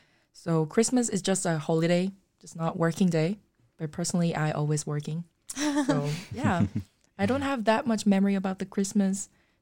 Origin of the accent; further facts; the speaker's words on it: South Korea; moved away; I'm from Korea.